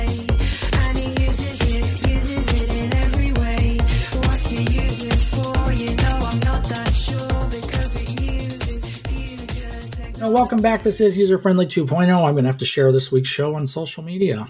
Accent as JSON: {"language": "English", "region": "Nevada", "country": "United States", "tie": "born or raised there", "said": "growing up in Nevada"}